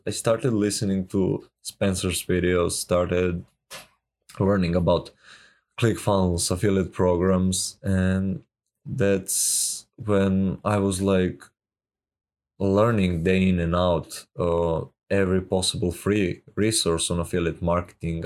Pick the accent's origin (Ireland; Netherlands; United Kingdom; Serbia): Serbia; I'm from Serbia